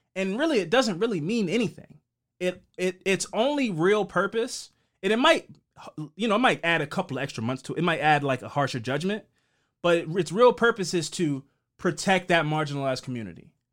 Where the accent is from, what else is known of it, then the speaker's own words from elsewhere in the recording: Baltimore, Maryland, United States; we grew up here in Baltimore